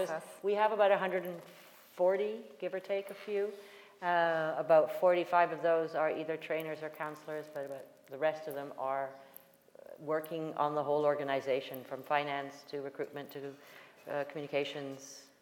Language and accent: English; Dusseldorf, North Rhine-Westphalia, Germany; born there; so I was born in Dusseldorf, and this was going back to Jamaica with my so my mother, my grandmother, and my great grandmother.